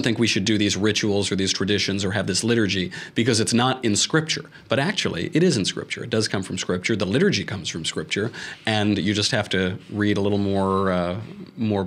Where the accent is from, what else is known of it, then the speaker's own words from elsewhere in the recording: New York, United States; I'm from New York